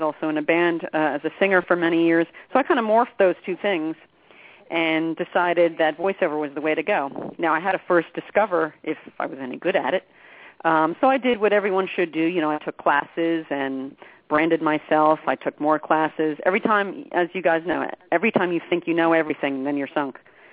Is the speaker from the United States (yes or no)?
yes; New Jersey, United States; I'm from New Jersey